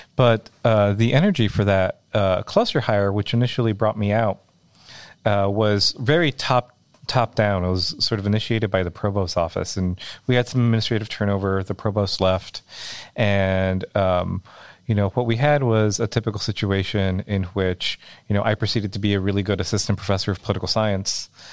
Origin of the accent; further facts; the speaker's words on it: Rio Grande Valley, South Texas, United States; now in Iowa, United States; I grew up in the Rio Grande Valley, um, South Texas